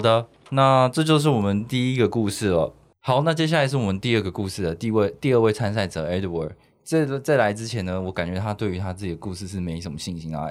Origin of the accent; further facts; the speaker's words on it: Taichung, Taiwan; 我也是台中人